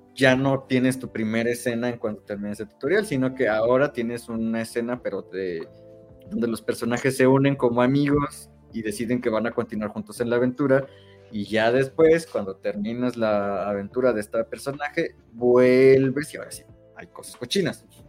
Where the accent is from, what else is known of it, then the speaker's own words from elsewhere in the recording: Mexico; soy mexicano